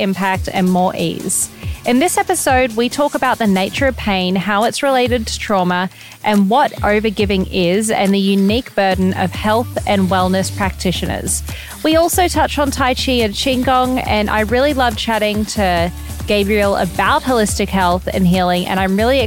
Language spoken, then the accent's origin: English; Gold Coast, Queensland, Australia; also born or lived in Greenville, South Carolina, United States; my two hometowns, Gold Coast, Australia and Greenville, South Carolina, which is dad's from here, mum's from Australia